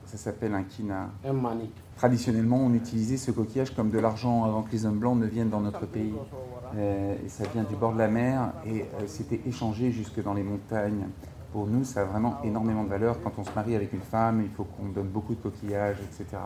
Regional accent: Papua New Guinea; Je viens de Papouasie-Nouvelle-Guinée, d'une tribu des montagnes qui s'appelle la tribu des Houlis.

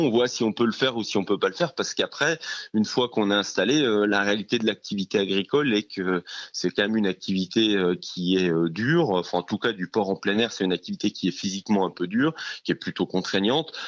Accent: Jura, Bourgogne-Franche-Comté, France; moved away; je viens du Jura, donc un euh, environnement un peu plus champêtre

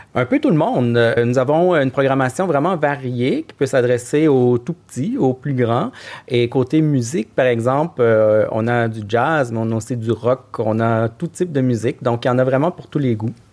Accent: Canada; accent: Canadian (implied); moved away as an adult; also born or lived in Angoulême (ancestry); now in Paris, France

